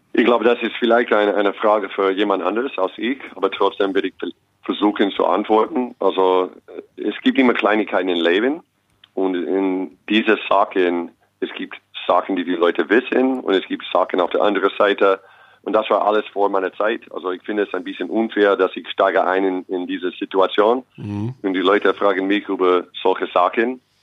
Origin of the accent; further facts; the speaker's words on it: Los Angeles, California, United States; German is a second language; moved away as an adult; also born or lived in Long Beach / New York / Austria / Ulm; now in Braunschweig, Germany; ich bin in Los Angeles geboren und aufgewachsen, dann nach New York